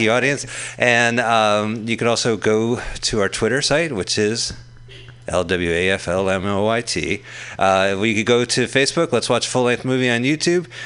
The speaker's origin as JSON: {"language": "English", "town": "Montclair", "region": "New Jersey", "country": "United States", "tie": "born or raised there", "moved": "yes", "said": "in my hometown of Montclair, New Jersey"}